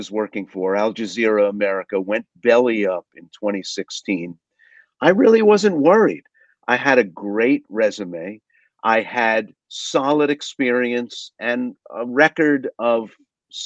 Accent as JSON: {"language": "English", "town": "New York City", "region": "New York", "country": "United States", "tie": "born or raised there", "said": "I grew up working class in Brooklyn, New York"}